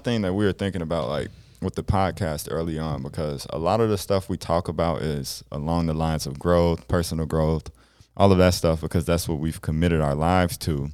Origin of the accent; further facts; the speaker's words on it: Chicago, Illinois, United States; now in South Dakota, United States; growing up in South Dakota versus, like, Illinois and Chicago